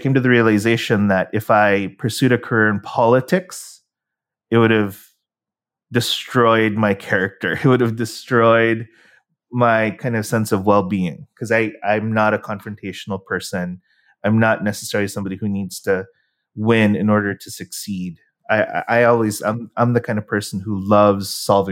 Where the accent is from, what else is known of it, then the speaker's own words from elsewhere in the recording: San Francisco, California, United States; moved away as an adult; now in Philippines; I grew up in San Francisco, the mecca of all startups.